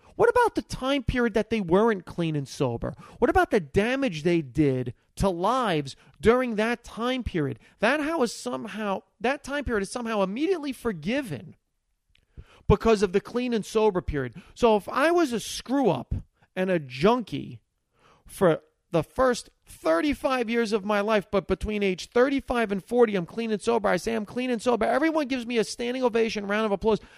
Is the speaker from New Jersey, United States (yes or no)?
yes; Hackensack, New Jersey, United States; first language Italian; English is a second language; growing up in Hackensack, New Jersey, was the fact that we were Italian immigrants